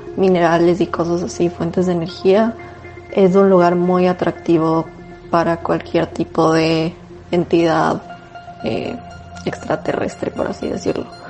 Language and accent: Spanish; Tumbaco, Pichincha, Ecuador; yo crecí en Tumbaco, la casa de mis papás estaba en Tumbaco en La Morita exactamente